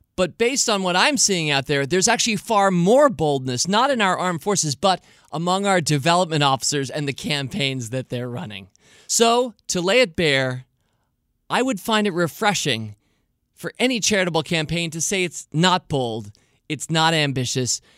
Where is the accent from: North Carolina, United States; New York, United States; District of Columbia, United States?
District of Columbia, United States; Washington; I was born in Washington and live in Washington, D C today